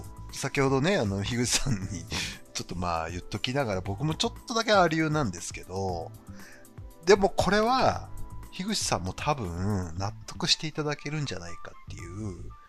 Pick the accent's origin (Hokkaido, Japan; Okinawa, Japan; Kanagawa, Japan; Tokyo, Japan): Hokkaido, Japan; 僕、北海道出身